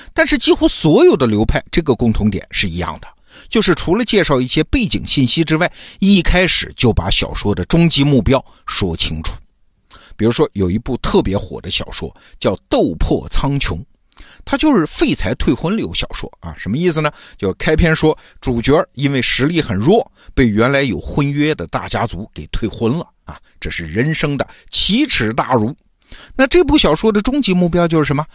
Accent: China; 我们中国人

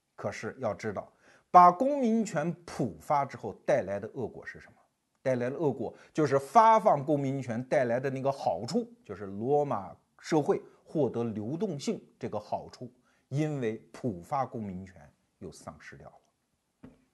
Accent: China; 我们中国人也没闲着

